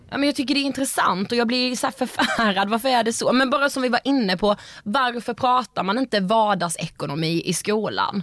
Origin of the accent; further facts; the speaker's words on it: Karlshamn, Blekinge, Sweden; vi är ju från Karlshamn